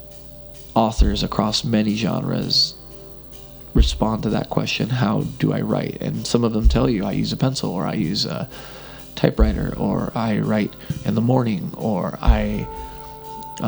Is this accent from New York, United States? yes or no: no; Texas, United States; moved away as an adult; also born or lived in Midwest; now in Vancouver, Canada; I was born in Texas and mostly raised along the border and in the hill country